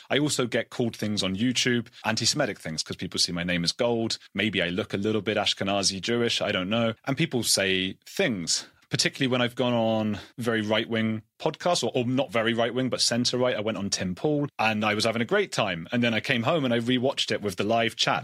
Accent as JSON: {"language": "English", "country": "United Kingdom", "said": "being British"}